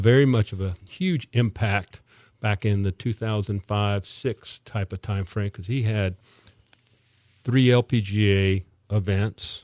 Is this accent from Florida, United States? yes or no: yes; Miami, Florida, United States; moved away as an adult; now in Palm Coast, United States; we grew up in Miami